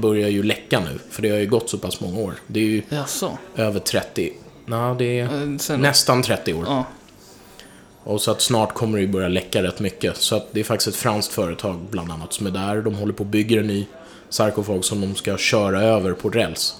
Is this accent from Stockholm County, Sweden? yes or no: yes; Stockholm, Stockholm County, Sweden; mitt kvarter där jag växte upp, Hornstull